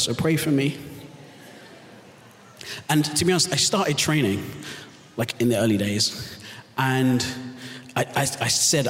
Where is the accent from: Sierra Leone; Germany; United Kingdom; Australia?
United Kingdom; London; also born or lived in Southern California; I was born and raised in London, so that's why I have the confused accent. My wife and I, my wife Sungi and I, moved here from Southern California just over 2 years ago.